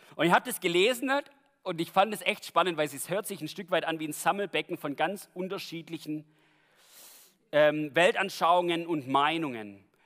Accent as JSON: {"language": "German", "country": "Germany", "said": "bei uns in Deutschland"}